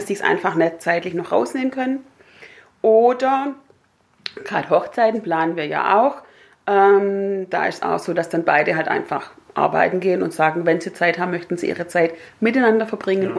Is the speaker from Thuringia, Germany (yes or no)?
no; Herrenberg, Baden-Württemberg, Germany; moved away as an adult; now in Öhringen, Germany; bin aufgewachsen und, und habe ja gelebt bis zu meinem 20. Lebensjahr im schönen Haslach.